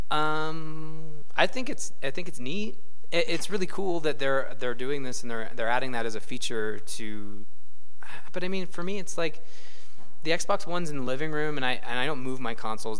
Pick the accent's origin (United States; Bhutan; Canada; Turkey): Canada; we're Canadian